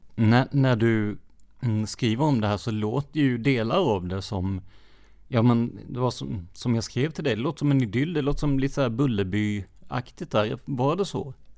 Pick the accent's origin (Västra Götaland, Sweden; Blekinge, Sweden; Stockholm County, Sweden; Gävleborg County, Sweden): Blekinge, Sweden; Rödeby; Jag är uppväxt i Rödeby